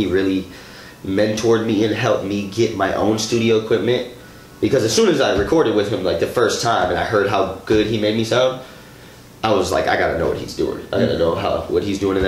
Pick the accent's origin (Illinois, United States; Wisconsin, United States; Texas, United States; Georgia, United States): Wisconsin, United States; Beloit; also born or lived in Madison, Wisconsin; I was born and raised in Beloit, Wisconsin.